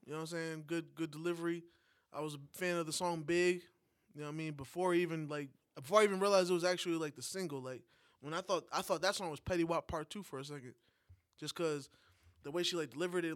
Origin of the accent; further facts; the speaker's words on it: New York, United States; moved away; a New Yorker that hasn't been in New York for a while